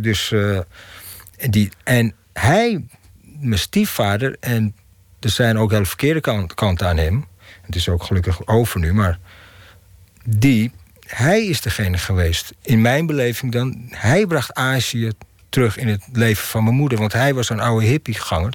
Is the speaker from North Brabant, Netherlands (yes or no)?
no; Amsterdam, North Holland, Netherlands; Ik ben in Amsterdam-Zuid opgegroeid